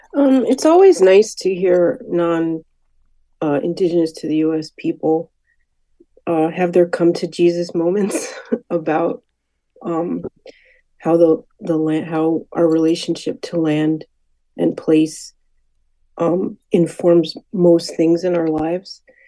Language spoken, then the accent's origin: English; Hartford, Connecticut, United States; I was born and raised in Hartford